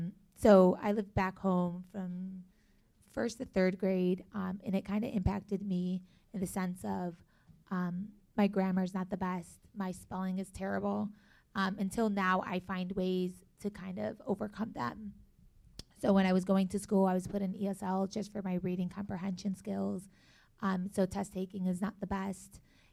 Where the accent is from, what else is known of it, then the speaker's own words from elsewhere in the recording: Buffalo, New York, United States; also born or lived in North Carolina, United States / Palestine; now in Chicago, United States; Growing up, I was born here. I was born in Buffalo, New York. I kind of lived a little bit of everywhere. I went anywhere from North Carolina. I've lived back home in Palestine. I lived there for about 3 years.